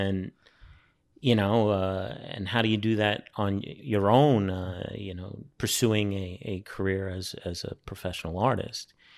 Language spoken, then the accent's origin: English; New York City, New York, United States; moved away as an adult; also born or lived in Brooklyn, New York; now in France; I grew up on Staten Island